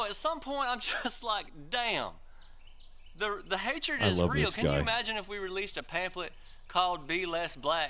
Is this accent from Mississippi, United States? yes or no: yes; Mississippi, United States; Y'all, I'm from Mississippi.